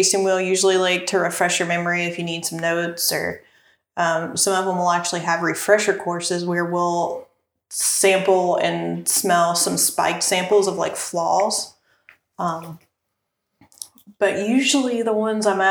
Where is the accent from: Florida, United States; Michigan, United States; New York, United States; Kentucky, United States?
Kentucky, United States; Casey County; I grew up in Casey County